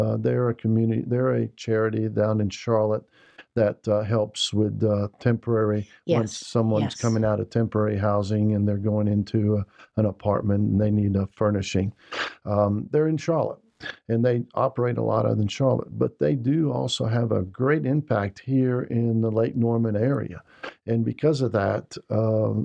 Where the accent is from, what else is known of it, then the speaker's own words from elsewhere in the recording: Brazil; now in United States; I grew up in Brazil.